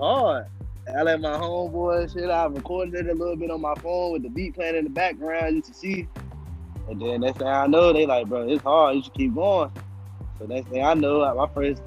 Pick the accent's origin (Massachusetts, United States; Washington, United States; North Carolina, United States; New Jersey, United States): North Carolina, United States; Henderson; now in Greensboro, United States; I'm from Henderson, North Carolina, the 25, but I'm out here in Greensboro right now